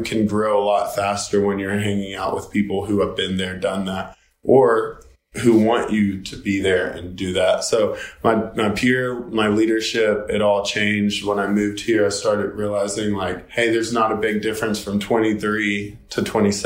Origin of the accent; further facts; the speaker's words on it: Knoxville, Tennessee, United States; also born or lived in Murfreesboro, Tennessee; now in Nashville, United States; I grew up in Knoxville, Tennessee